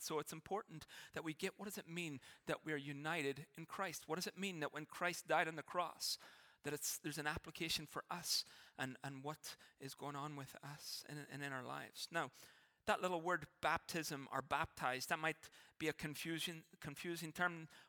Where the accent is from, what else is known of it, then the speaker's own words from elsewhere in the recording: Ireland; now in Canada; there will be things that I will never, in a sense, stop being Irish about. Some of the ways I think, it's just who I am. It'll never change. But there were things that I had to change, that I had to give up, in a sense, to be Canadian.